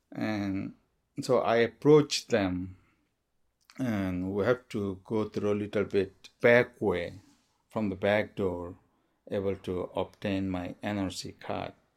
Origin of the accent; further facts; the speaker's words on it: Maungdaw, Rakhine State, Myanmar; English is a second language; moved away as an adult; also born or lived in Pendleton, Oregon; now in Oregon, United States; I was born in Mongdo, Arkansas State, Burma. The epicenter of whereas the genocide has started. Yes, I am a Rohingya.